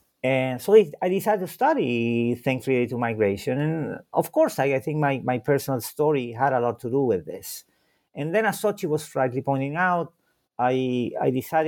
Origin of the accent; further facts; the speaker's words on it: Santiago, Santiago Metropolitan Region, Chile; first language Spanish; English is a second language; I was born in Santiago de Chile, although I tend to say that I'm not the prototypical Chilean, because it was an accident that I was born there.